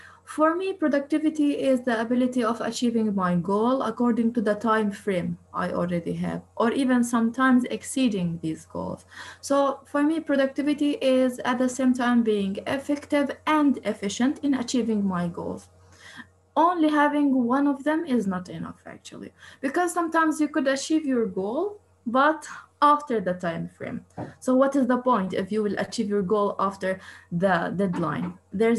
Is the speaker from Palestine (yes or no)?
yes; Jerusalem, East Jerusalem, Palestine; moved away as an adult; now in Istanbul, Turkey; I'm originally from East Jerusalem. I came to Istanbul since 5 years to continue my PhD.